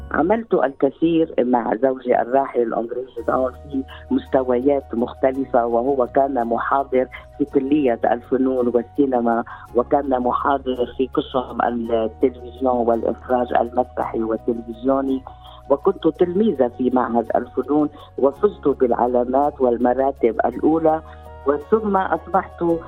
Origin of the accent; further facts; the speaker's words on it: Lebanon; accent: Lebanese; moved away as an adult; also born or lived in Beirut; now in Australia; اتحدث اليك باللهجه اللبنانيه